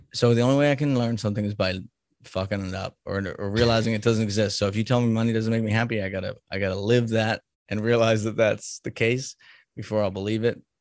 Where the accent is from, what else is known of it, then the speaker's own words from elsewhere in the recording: Salem, Massachusetts, United States; now in Kansas, United States; I'm from Salem, Massachusetts